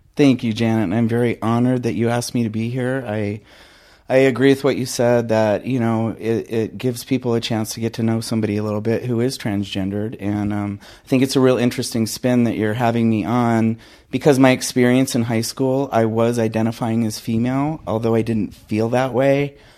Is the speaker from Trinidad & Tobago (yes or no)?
no; Phoenix, Arizona, United States; also born or lived in Crenshaw, California; my mom moved me to Phoenix, Arizona when I was very young, so I feel like I'm a native of Phoenix. Um, I've spent all my life there